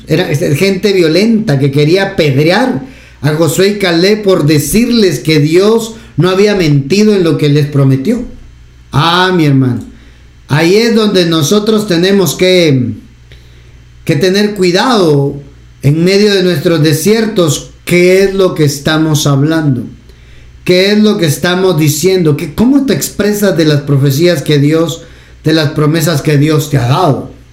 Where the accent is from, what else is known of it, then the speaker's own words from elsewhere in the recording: Guatemala; acá en Guatemala